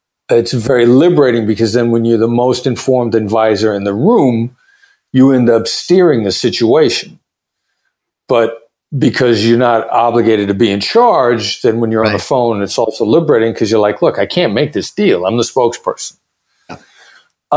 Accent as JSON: {"language": "English", "region": "Iowa", "country": "United States", "tie": "born or raised there", "also_born_or_lived": "Kansas City", "moved": "yes", "said": "I grew up there"}